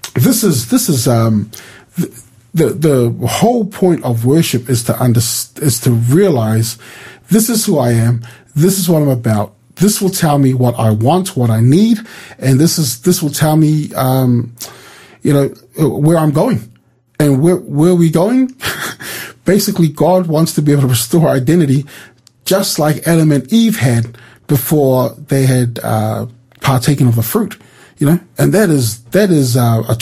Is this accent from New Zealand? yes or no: yes; New Zealand; I was born in New Zealand.